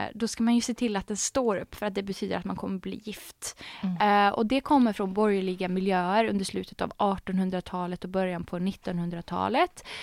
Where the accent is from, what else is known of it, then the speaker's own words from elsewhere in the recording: Arvika, Värmland, Sweden; jag är ju uppväxt i Värmland, i Arvika